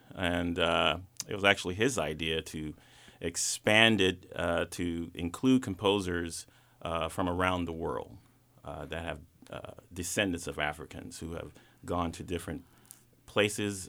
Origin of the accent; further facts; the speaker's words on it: Atlanta, Georgia, United States; growing up in Atlanta